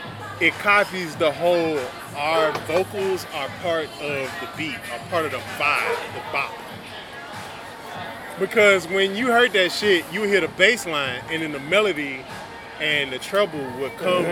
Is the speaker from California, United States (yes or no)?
yes; Inglewood, California, United States; I was born in Inglewood. Inglewood, California.